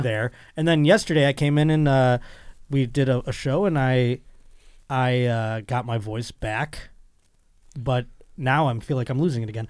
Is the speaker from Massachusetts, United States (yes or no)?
no; Buffalo, New York, United States; accent: Buffalo; I'm from Buffalo